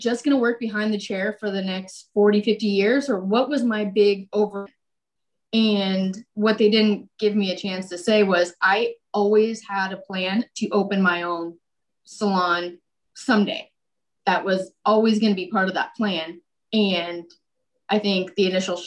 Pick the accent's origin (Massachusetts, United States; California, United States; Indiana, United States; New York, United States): California, United States; El Cajon; I grew up in El Cajon